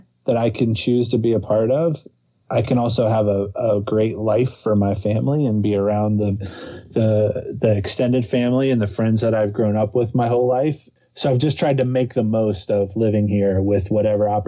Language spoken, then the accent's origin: English; Cincinnati, Ohio, United States; also born or lived in Los Angeles; I'm from Cincinnati. Like I just have this hometown pride